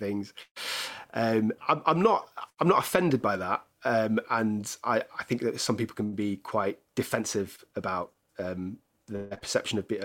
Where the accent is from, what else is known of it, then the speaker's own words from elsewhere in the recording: Cheshire, North West England, United Kingdom; moved away as an adult; also born or lived in Edinburgh; now in London, United Kingdom; I grew up in Cheshire